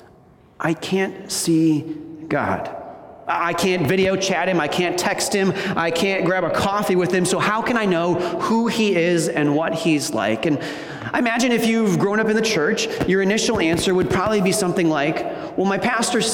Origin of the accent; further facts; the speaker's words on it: Wisconsin, United States; moved away as an adult; now in Michigan, United States; I grew up in Wisconsin.